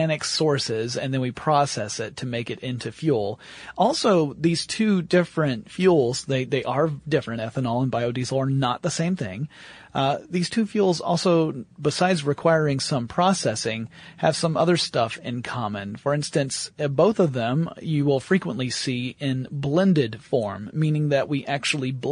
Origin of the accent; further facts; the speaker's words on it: United States; … and I come from the United States of America.